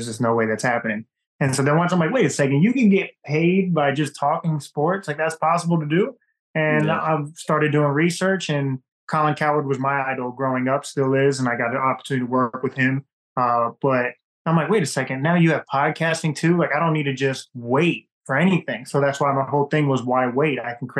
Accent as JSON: {"language": "English", "town": "Daytona Beach", "region": "Florida", "country": "United States", "tie": "born or raised there", "moved": "as an adult", "lives_now": "Atlanta, United States", "said": "I'm originally from Daytona Beach, Florida."}